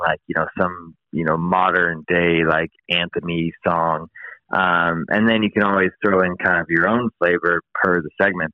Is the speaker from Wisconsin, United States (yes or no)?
no; East Bay, California, United States; moved away as an adult; also born or lived in Sacramento, California; now in San Luis Obispo, United States; I'm from the East Bay uh, originally